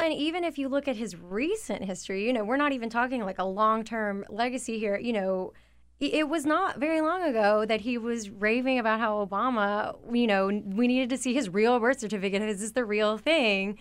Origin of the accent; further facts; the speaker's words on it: a Confederate state, the South, United States; I did grow up in a state that broke away because of the Civil War